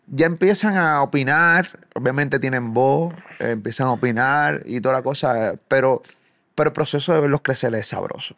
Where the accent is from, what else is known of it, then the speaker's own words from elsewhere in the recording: Puerto Rico; Soy de Puerto Rico, sumamente lejos de aquí de Argentina